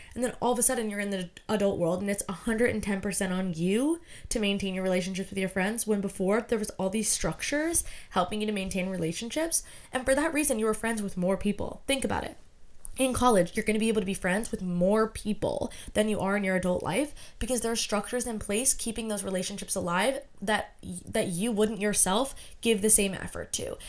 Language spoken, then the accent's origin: English; United States; I'm American